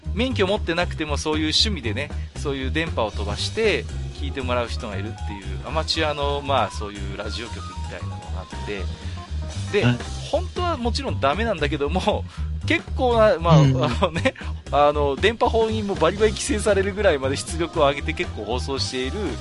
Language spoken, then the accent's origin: Japanese; Tohoku, Japan; 僕東北の人間ですけども